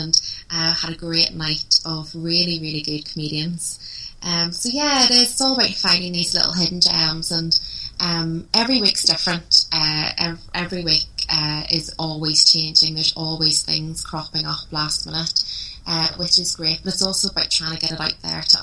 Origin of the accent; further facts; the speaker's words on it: Belfast, Northern Ireland, United Kingdom; Belfast is my hometown